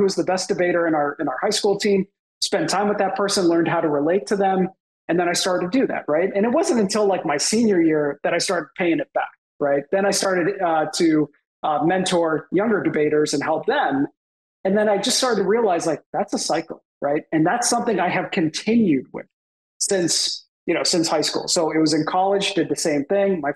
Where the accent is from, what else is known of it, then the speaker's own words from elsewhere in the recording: Boston, Massachusetts, United States; also born or lived in Canada; I grew up in the Boston area, and I was actually born in Canada